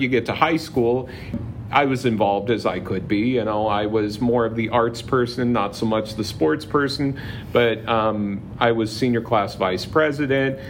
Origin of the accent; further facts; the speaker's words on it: Palm Springs, California, United States; I grew up in the Palm Springs area